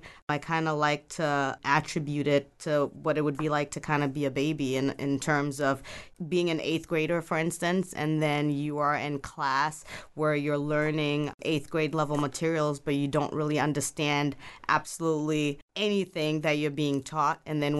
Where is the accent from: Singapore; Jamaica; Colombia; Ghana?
Ghana; also born or lived in Belgium / Cuba / New York / Ethiopia; now in United States; I'm originally from Ghana, West Africa, and so I have lived in Belgium, Cuba, New York, Ethiopia as well for a little bit.